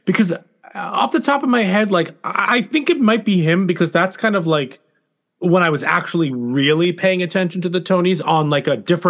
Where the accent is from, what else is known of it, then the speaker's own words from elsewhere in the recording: United States; I grew up right outside of New York City